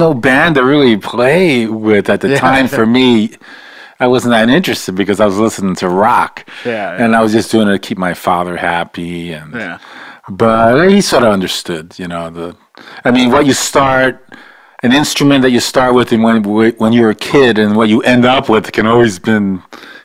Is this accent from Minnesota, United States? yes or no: no; New York City, New York, United States; I'm from Brooklyn, New York